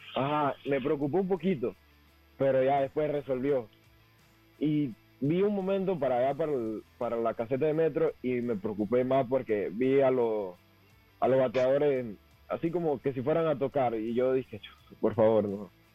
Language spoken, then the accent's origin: Spanish; David, Chiriquí, Panama; yo soy de La Prosperidad, David, La Prosperidad